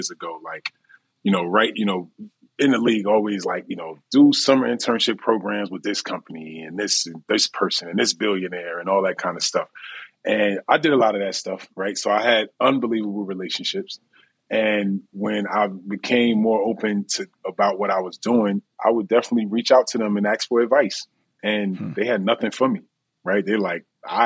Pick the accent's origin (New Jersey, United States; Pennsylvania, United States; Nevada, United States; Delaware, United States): New Jersey, United States; we are from Jersey, we cocky and just we confident.